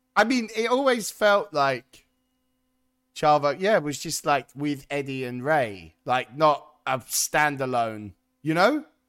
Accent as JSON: {"language": "English", "country": "United Kingdom", "said": "we're British"}